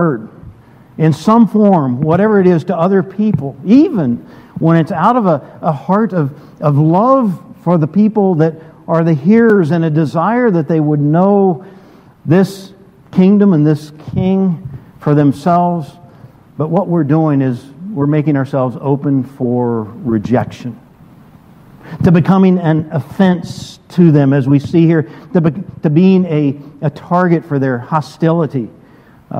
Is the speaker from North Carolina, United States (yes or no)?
yes; Brevard, North Carolina, United States; moved away; I grew up in Brevard, attended a good-sized Methodist church growing up